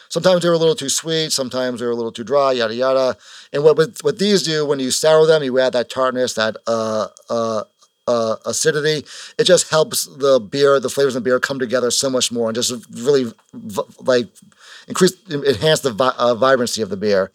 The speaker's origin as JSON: {"language": "English", "town": "Kingston", "region": "Massachusetts", "country": "United States", "tie": "born or raised there", "said": "we're from Kingston, which is, like, south of Bo-"}